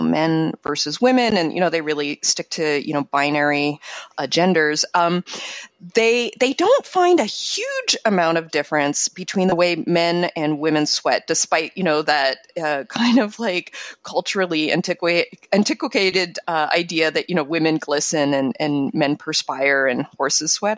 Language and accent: English; Montreal, Quebec, Canada; moved away; I grew up in Montreal, super icy, like kind of like Minnesota